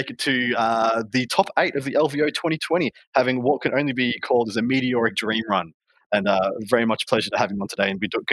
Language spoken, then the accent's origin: English; Australia; I'm from Australia